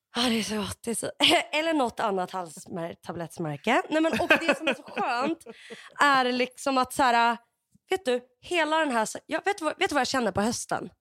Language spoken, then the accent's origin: Swedish; Sweden; som deprimerad svensk